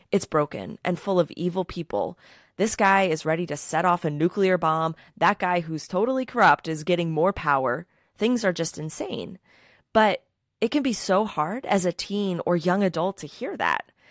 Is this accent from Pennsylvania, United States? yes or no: yes; Philadelphia, Pennsylvania, United States; I'm from Philadelphia